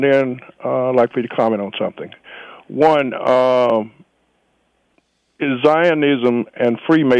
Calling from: Washington, District of Columbia, United States; calling from Washington, D.C.

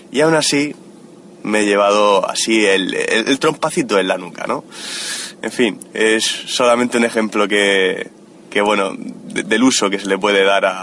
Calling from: Murcia, Region of Murcia, Spain; Hola, sufridores. ¿Qué tal? … de Murcia.

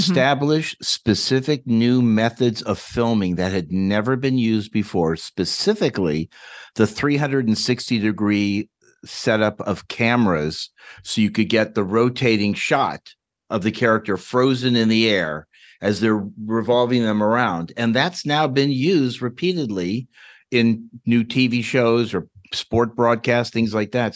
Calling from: California, United States; calling you from wet California

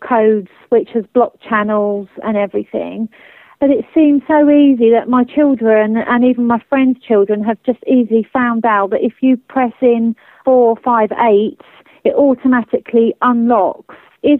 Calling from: Bury St Edmunds, East of England, United Kingdom; I'm calling from Bury St Edmunds in Suffolk.

